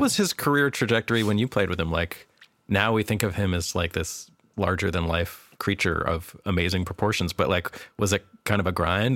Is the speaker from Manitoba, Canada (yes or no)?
no; Vancouver, British Columbia, Canada; I grew up in Vancouver